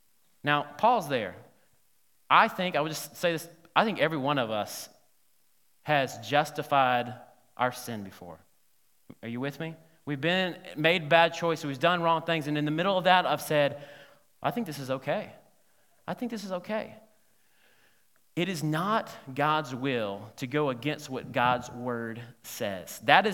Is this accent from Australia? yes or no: no; Alabama, United States; the reason I said, no, is because I'm from Alabama, and I've been trying all my life not to be a redneck